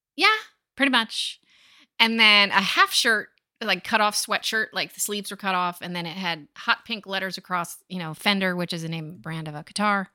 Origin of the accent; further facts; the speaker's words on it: Point Pleasant, New Jersey, United States; where I grew up in Point Pleasant, New Jersey